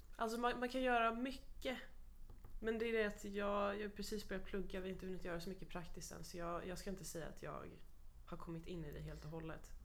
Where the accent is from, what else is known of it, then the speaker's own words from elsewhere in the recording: Stockholm, Stockholm County, Sweden; moved away as an adult; now in Kalmar, Sweden; flytta ifrån min hemstad